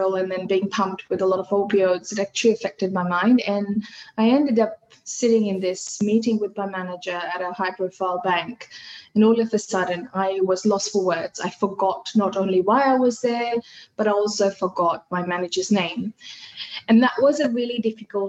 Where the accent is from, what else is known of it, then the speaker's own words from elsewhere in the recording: Fiji; first language Hindi; English is a second language; now in Australia; I come from Fiji Islands